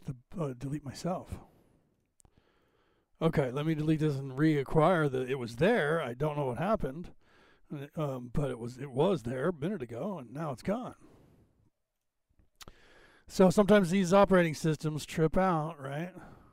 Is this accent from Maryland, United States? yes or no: no; Boston, Massachusetts, United States; accent: Irish; from Boston, Mass, so I have that Irish draw. And then the California one thrown in, people think I'm from Texas or something.